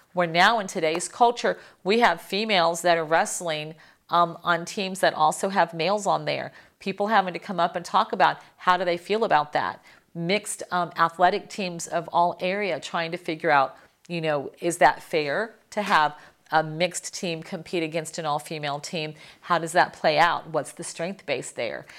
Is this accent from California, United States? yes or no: no; Miami, Florida, United States; I'm from Miami.